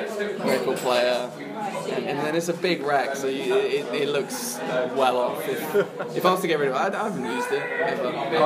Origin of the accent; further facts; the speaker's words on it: New Forest area, near Southampton, South East England, United Kingdom; moved away as an adult; also born or lived in Essex; now in London, United Kingdom; I was born in Essex. Right. But my family moved down when I was like four to like the New Forest area, which is kind of like... Like just south of Southampton, like the waterside area.